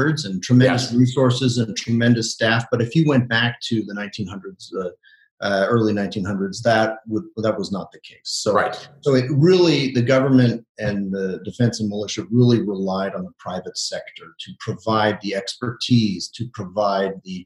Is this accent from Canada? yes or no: yes; Montreal, Quebec, Canada; also born or lived in Toronto; I grew up in Montreal